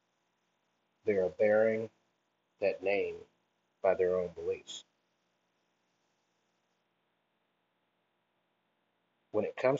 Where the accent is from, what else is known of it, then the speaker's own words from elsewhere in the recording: Deep South, United States; growing up in the Deep South